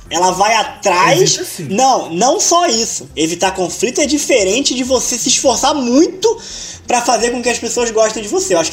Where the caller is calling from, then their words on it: Sorocaba, São Paulo, Brazil; também sou de Sorocaba.